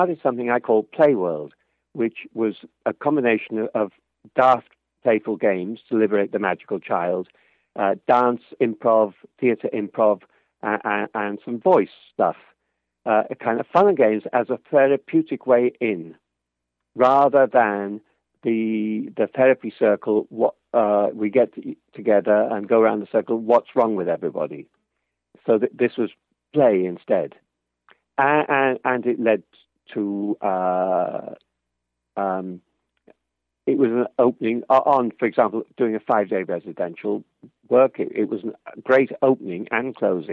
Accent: Liverpool, North West England, United Kingdom; I'm from Liverpool, not even in the same country.

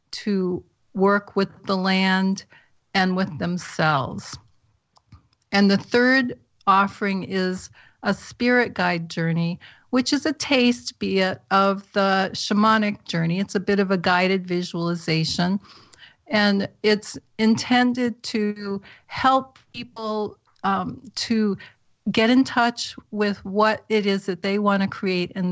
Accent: New England, United States; moved away; I'm from New England originally

